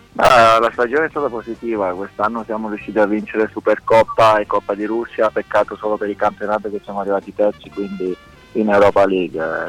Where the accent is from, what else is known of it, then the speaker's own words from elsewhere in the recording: Italy; moved away; l'Italia è il mio paese